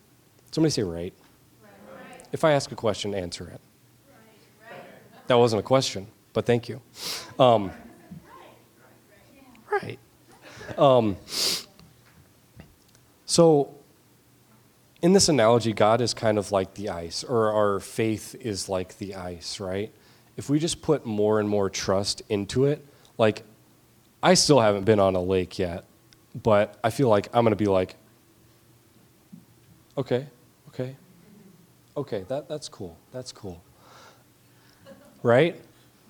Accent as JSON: {"language": "English", "region": "Georgia", "country": "United States", "moved": "yes", "lives_now": "St. Paul, United States", "said": "I'm from Georgia. Nothing freezes there."}